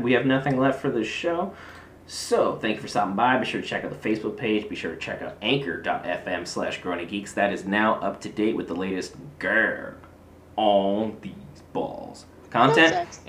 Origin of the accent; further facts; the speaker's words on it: Pacific Northwest, United States; moved away; also born or lived in the South (US); I'm from the Pacific Northwest.